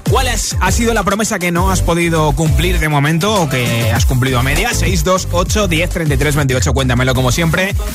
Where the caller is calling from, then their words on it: Seville, Andalusia, Spain; de Sevilla